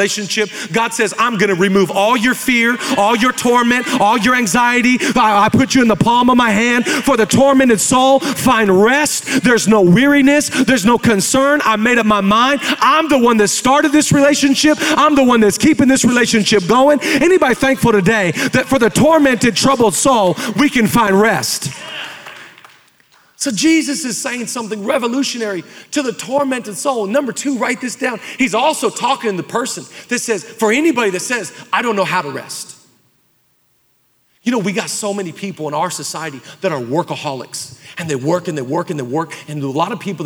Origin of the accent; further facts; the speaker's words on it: Oak Harbor, Washington, United States; now in Los Angeles, United States; We grew up in Oak Harbor, Washington